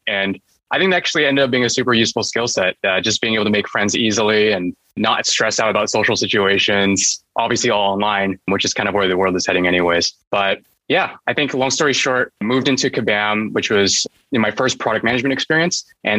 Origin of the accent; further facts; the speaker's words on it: San Jose, California, United States; also born or lived in Taiwan; And in the US, yeah, I grew up in San Jose, which is in California.